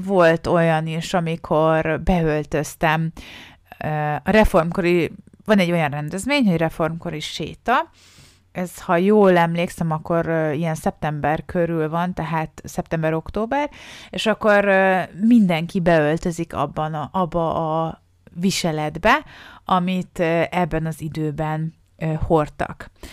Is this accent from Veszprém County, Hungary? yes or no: yes; Balatonfüred, Veszprém County, Hungary; moved away; Balatonfüredről származunk, szárm, onnan jövök, és ez ott tanultam általános iskolába, középiskolába